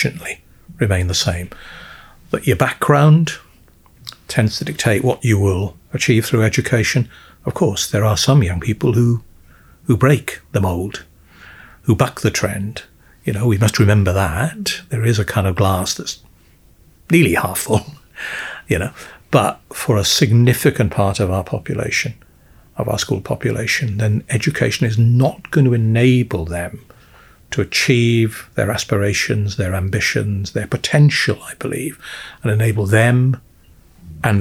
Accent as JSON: {"language": "English", "region": "South Wales Valleys", "country": "United Kingdom", "said": "I'm from the South Wales Valleys."}